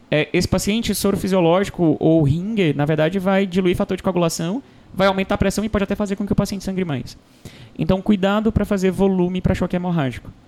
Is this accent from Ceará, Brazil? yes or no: yes; Fortaleza, Ceará, Brazil; Eu sou de Fortaleza, então é sala vermelha.